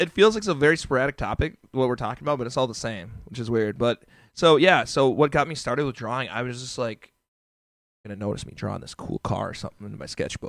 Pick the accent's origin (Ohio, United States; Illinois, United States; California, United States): Illinois, United States; Chicago; born there; also born or lived in Australia; But so I was born in Chicago, Illinois, and then we moved. Our family moved. We moved like all over the place, right? So we're in Chicago. Went to Australia. Lived in Australia for a couple years.